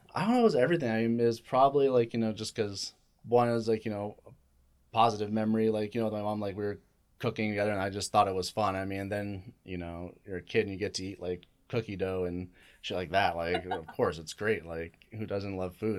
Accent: Gilbert, Arizona, United States; also born or lived in Chandler, Arizona; now in Tucson, United States; I was born in Chandler, but I grew up in Gilbert uh, area. Then I moved uh, down to Tucson in 2009.

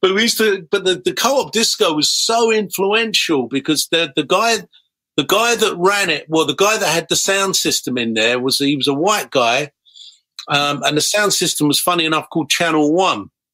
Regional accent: Harrow, London, United Kingdom; I was was growing up in Harrow

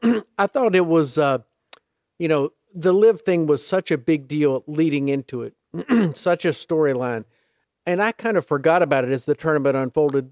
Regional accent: Charlotte, North Carolina, United States; growing up in Charlotte

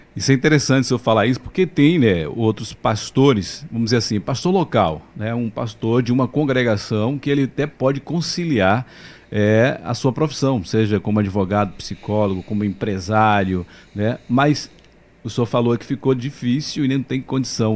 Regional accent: Mairi, Bahia, Brazil; eu sou de Mairi, Vaza da Roça

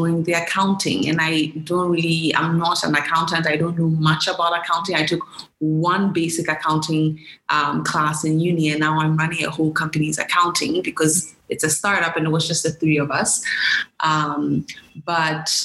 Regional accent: Ghana; moved away as an adult; also born or lived in United States; born and raised in Ghana

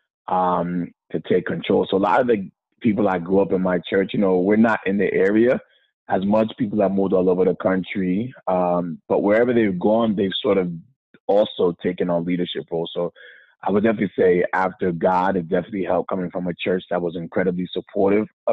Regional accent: Poughkeepsie, New York, United States; also born or lived in Brooklyn, New York / Boston / Philadelphia; I grew up in the Mid-Hudson SDA Church in Poughkeepsie, New York.

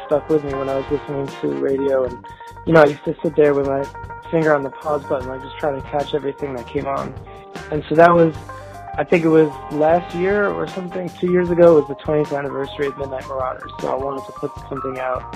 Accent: United States; I grew up actually outside New York, but it was close enough that I could get New York radio.

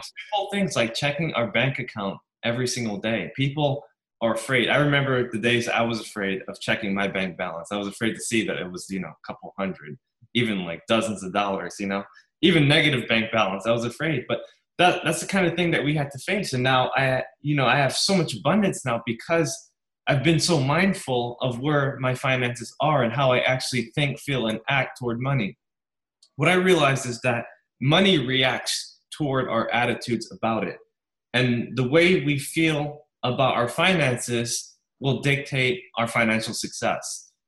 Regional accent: New York, United States; I grew up very poor in New York

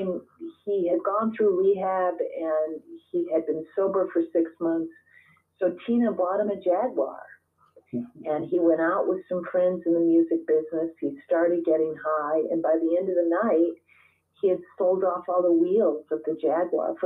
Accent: Minnesota, United States; now in Long Island, United States; Minnesota. I grew up in Minnesota.

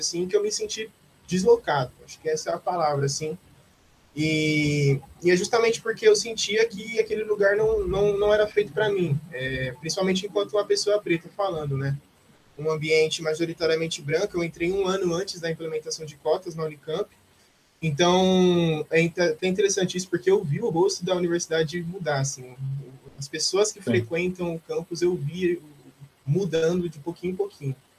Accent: Osasco, São Paulo, Brazil; also born or lived in Campinas; eu cresci aqui em Osasco e estou aqui até hoje

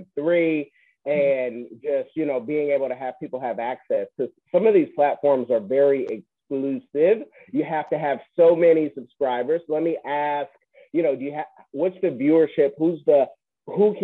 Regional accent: Bay Area, California, United States; I'm being from the Bay Area

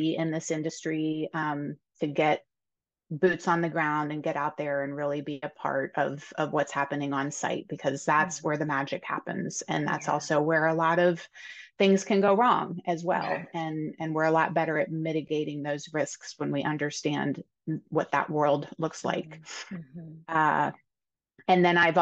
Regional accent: Pennsylvania, United States; moved away as an adult; I actually was born and raised in Pennsylvania, but I haven't lived here for quite a long time and moved back in 2020

